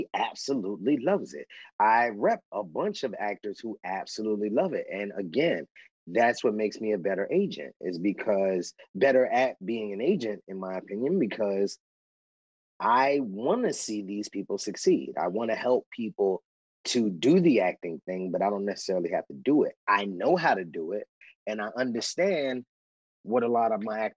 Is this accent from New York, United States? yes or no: yes; New York, United States; now in Los Angeles, United States; I grew up in New York. I'm from the South Bronx.